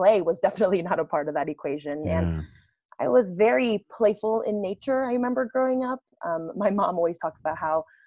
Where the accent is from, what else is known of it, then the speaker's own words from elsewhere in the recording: United States; So I grew up in the States, and I come from a first generation family